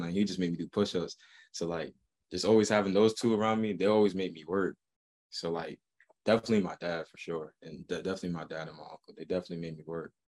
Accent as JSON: {"language": "English", "town": "Boston", "region": "Massachusetts", "country": "United States", "said": "I'm from Boston"}